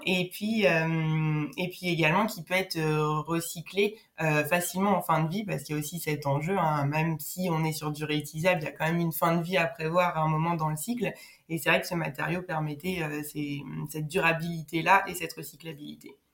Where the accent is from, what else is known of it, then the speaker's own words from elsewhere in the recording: Nancy, Grand Est, France; moved away; à l'origine je viens de Nancy où j'ai fait euh, du coup euh, bah, mon lycée